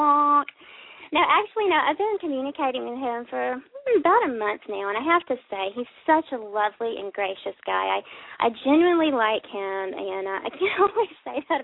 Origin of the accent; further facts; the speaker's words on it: South Carolina, United States; I'm from South Carolina